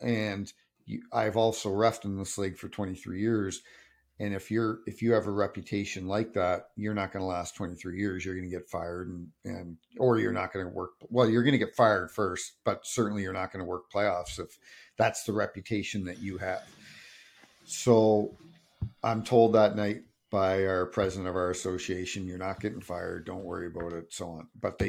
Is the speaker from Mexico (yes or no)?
no; Sault Ste. Marie, Ontario, Canada; him and I came up together from Sault Ste. Marie.